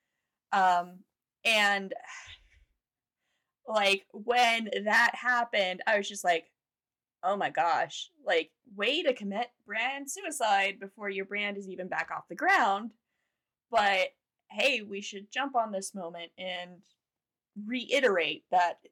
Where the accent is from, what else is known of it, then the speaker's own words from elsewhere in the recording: Fayetteville, Georgia, United States; my hometown is Fayette County, and so Fayetteville